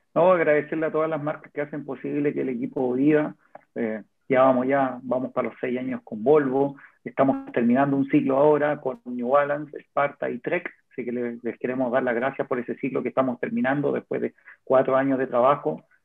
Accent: Chile

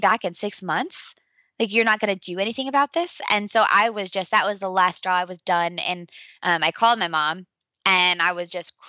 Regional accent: Indiana, United States; my hometown of Indiana

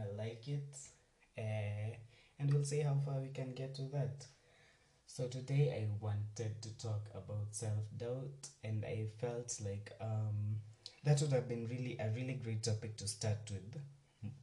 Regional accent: Nairobi, Kenya; I was born and raised in Nairobi

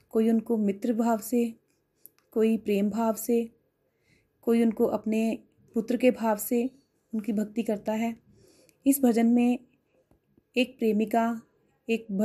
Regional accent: Mukerian, Punjab, India; मैं मुकेरिया से हूँ मैंने गोलोक एक्सप्रेस 2021 में ज्वाइन किया

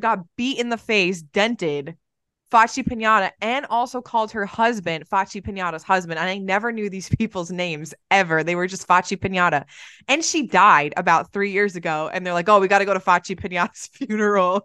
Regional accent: Ireland; I'm Irish

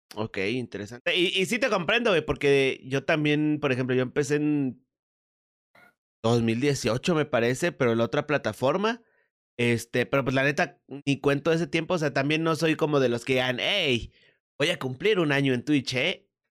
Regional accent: Mexico; aquí en México

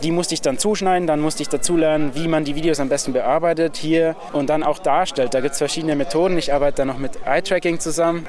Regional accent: Augsburg, Bavaria, Germany; ich komme aus Augsburg

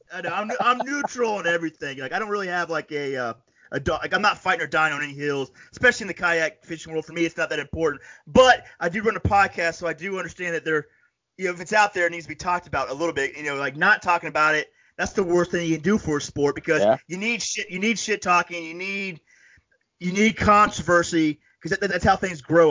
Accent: upstate New York, United States; I'm from like way upstate

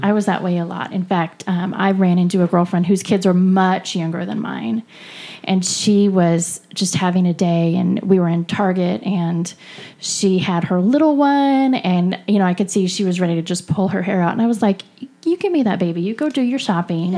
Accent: California, United States; I'm from California

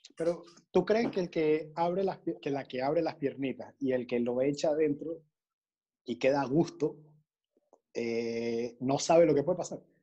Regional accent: La Guaira, Venezuela; now in Panama; desde Panamá, pero nacido en, La Guaira también

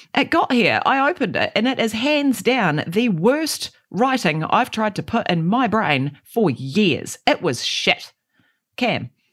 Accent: Christchurch, Canterbury, New Zealand; I grew up in Aranui and on, in East Christchurch

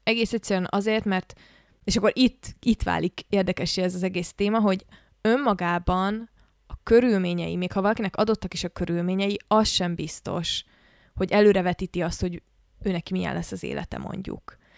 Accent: Budapest, Hungary; Budapesten élek, Budapesten nőttem föl, és egy viszonylag normális iskolába jártam

